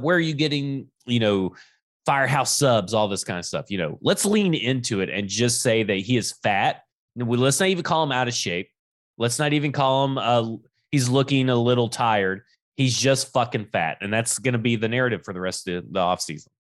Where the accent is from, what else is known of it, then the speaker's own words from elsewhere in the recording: Alabama, United States; when we grew up in Alabama